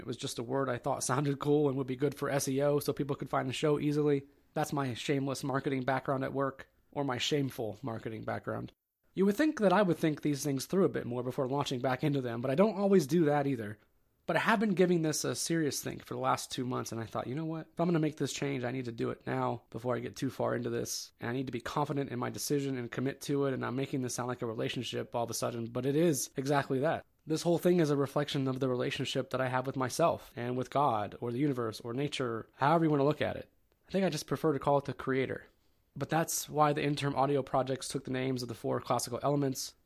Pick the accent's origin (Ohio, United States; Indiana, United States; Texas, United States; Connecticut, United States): Ohio, United States; I'm from the Kingdom of Ohio